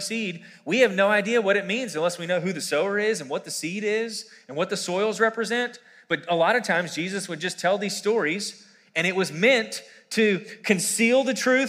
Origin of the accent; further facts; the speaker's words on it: Quarryville, Pennsylvania, United States; I grew up here in Quarryville, and I went to Quarryville Middle School, elementary, middle, and high school, actually.